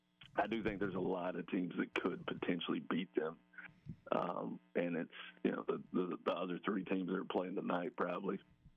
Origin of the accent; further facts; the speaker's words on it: Kentucky, United States; moved away; I grew up in Kentucky